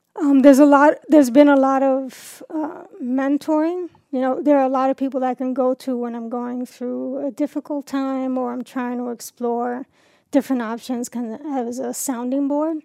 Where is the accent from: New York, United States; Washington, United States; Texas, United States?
New York, United States; New York City; moved away as an adult; now in Warsaw, United States; I grew up in New York City